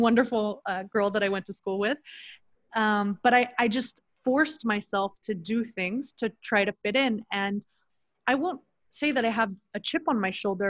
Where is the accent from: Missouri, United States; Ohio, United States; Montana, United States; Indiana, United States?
Missouri, United States; Kansas City; moved away as an adult; also born or lived in United Arab Emirates / Sacramento, California / Los Angeles, California / Orange County, California; now in Mexico; I grew up in Kansas City, Missouri, in a lower income area